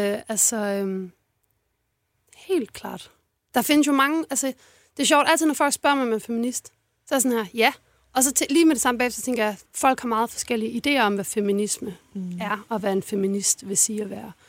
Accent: Odense, Southern Denmark, Denmark; Jeg er fra Fyn. Fra en, en forstad til Odense

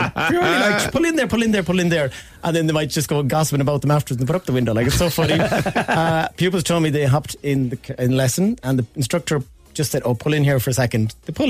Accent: Galway, Connacht, Ireland; moved away; I am actually originally from Galway

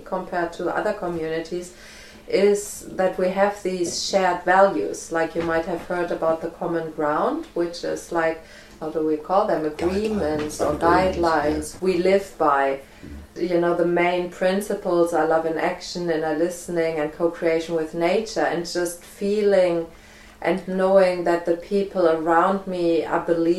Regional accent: Germany; moved away as an adult; also born or lived in Isle of Arran, Scotland; now in Findhorn, United Kingdom; I'm from Germany.

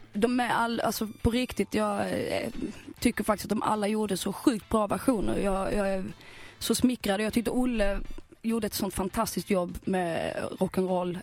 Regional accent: Skåne, Sweden; also born or lived in Helsingborg / Malmö; Som skåning

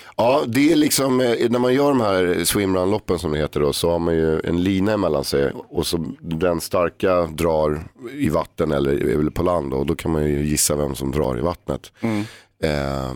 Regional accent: Stockholm, Stockholm County, Sweden; jag växte upp på Erstagatan

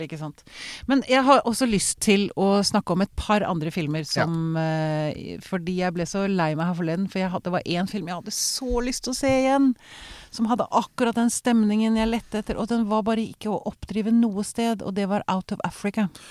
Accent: Sweden; now in Norway; jeg vokste jo opp i Sverige

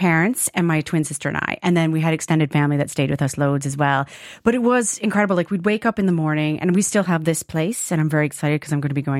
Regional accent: Kingston, Ontario, Canada; now in Ireland; And I grew up in an area called Kingston, Ontario. I always call it a town when I'm in Ireland.

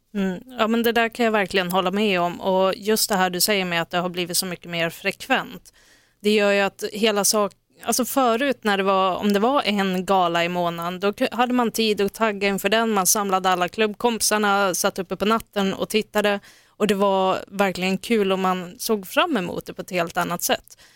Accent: Norrland, Sweden; jag är från Norrland

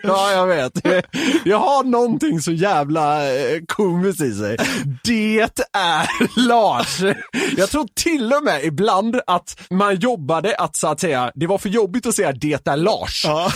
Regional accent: Gothenburg, Västra Götaland, Sweden; jag som är göteborgare

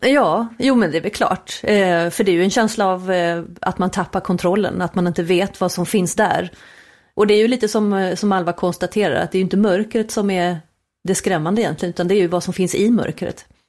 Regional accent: Småland, Sweden; vi svenskar

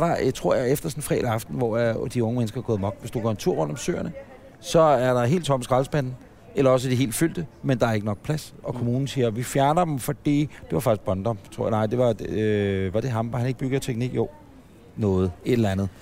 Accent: Ølstykke, Capital Region of Denmark, Denmark; jeg er fra Ølstykke

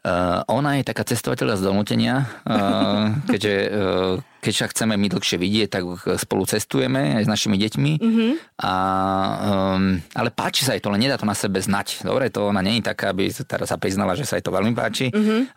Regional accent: Slovakia; sme Slováci

